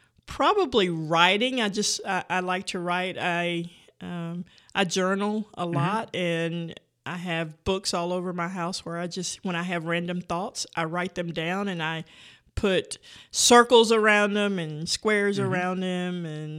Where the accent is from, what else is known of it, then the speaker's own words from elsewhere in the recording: Vernon, Florida, United States; moved away; I grew up in a small town in northwest Florida called Vernon, Florida. It's about 20 miles inland from Panama City Beach, Florida.